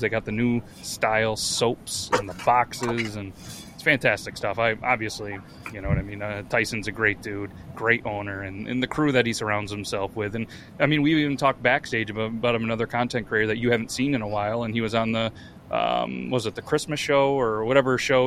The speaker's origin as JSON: {"language": "English", "region": "New York", "country": "United States", "said": "I'm from New York"}